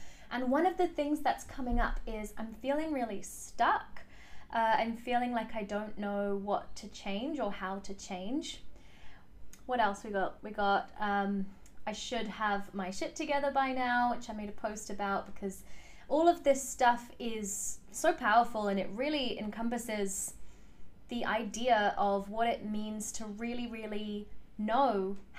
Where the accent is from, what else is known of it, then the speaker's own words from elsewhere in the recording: England, United Kingdom; But essentially, what happened is I was born in England. My parents are from South Africa. And when they decided to move to England, they very carefully chose the suburb that they would live